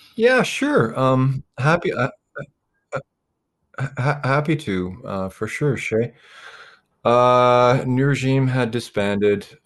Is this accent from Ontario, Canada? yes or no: yes; Ontario, Canada; being a Canadian